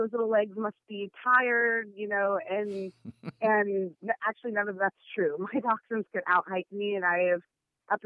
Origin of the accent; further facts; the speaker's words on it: the Northwest, Pacific Northwest, United States; I'm from the Northwest, and even in the summer, our trails are usually wet and muddy